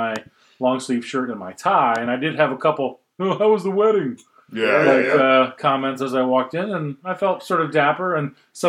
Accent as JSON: {"language": "English", "region": "England", "country": "United Kingdom", "said": "I'm from England."}